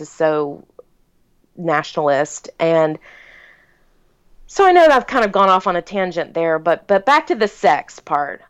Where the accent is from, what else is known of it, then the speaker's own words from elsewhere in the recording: South Carolina, United States; I was born and raised in South Carolina